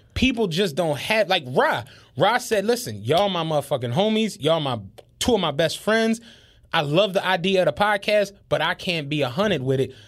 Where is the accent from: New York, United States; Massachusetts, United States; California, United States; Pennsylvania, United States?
Pennsylvania, United States; Philadelphia; we grew up in Penrose. Penrose was a relatively decent place